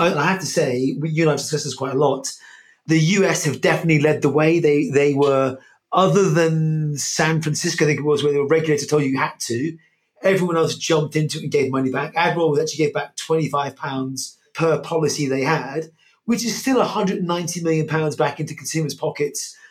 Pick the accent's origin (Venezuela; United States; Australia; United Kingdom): United Kingdom; I'm British, Irish, British